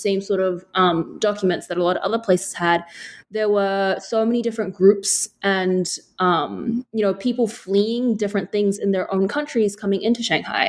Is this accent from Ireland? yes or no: no; New Zealand; an Asian girl growing up in New Zealand